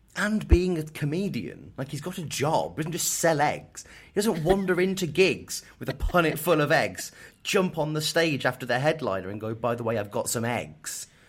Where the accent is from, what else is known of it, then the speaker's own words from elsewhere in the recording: Kettering, East Midlands, United Kingdom; moved away; I was born in Kettering